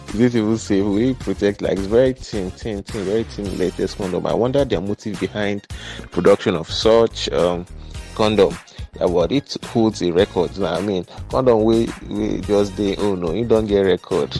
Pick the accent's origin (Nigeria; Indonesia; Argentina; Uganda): Nigeria; we were told as kids, man, as Nigerian kids